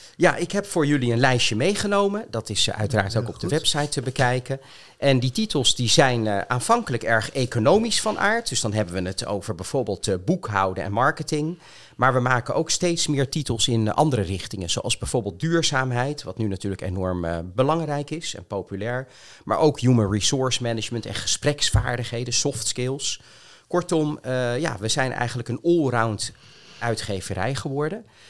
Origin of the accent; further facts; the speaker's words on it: Rijswijk, South Holland, Netherlands; now in Voorburg, Netherlands; ik ben opgegroeid in Rijswijk